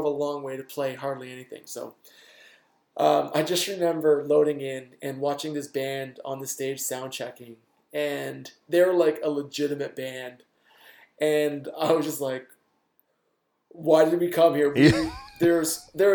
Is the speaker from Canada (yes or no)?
yes; Canada; we're from Canada